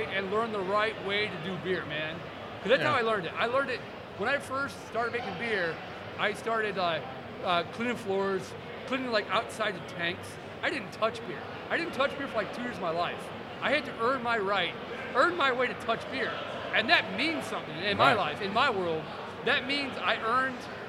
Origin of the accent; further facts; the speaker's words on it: Northern Indiana, United States; moved away as an adult; also born or lived in Kentucky / Bloomington, Indiana; now in Long Island, United States; I grew up in Northern Indiana.